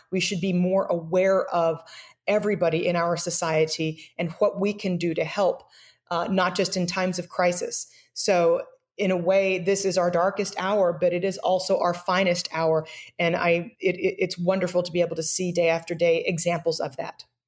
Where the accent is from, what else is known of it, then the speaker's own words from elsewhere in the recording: United States; as an American